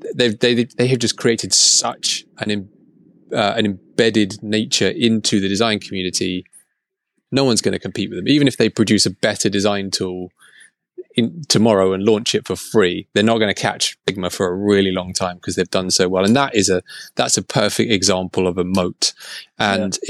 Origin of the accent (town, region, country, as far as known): England, United Kingdom